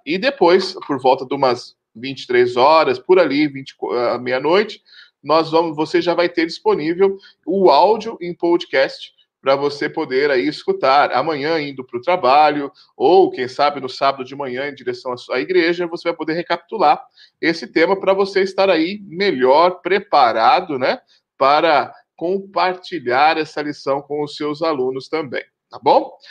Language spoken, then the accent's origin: Portuguese; São Paulo, Brazil; paulistano como eu